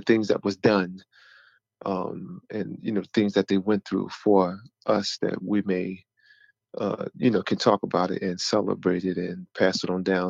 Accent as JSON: {"language": "English", "town": "Philadelphia", "region": "Pennsylvania", "country": "United States", "said": "I am from Philadelphia, PA"}